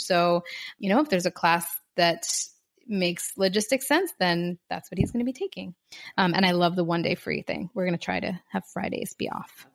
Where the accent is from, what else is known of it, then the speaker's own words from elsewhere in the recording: Philadelphia, Pennsylvania, United States; now in Miami, United States; I'm from Philadelphia, where Laura lives, right outside of Philly